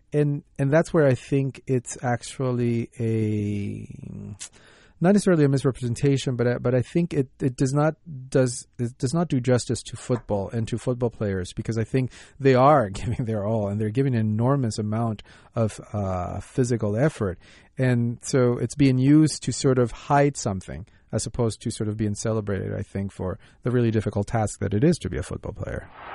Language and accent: English; United States